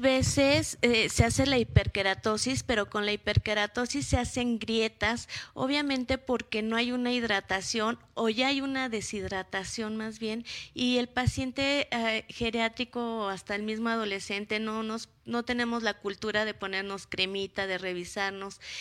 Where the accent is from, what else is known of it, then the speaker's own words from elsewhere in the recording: Mexico; nosotros somos mexicanos